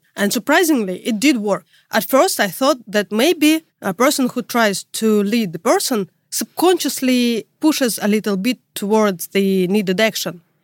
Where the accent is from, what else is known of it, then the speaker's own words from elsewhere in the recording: Russia; English is a second language; moved away as an adult; now in Europe; I'm from Russia. You could already tell that by my tough accent. But now I live in Europe